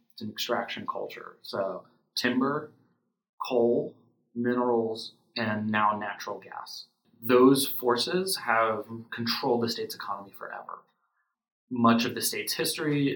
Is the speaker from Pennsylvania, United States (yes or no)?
yes; Pennsylvania, United States; where I grew up in Pennsylvania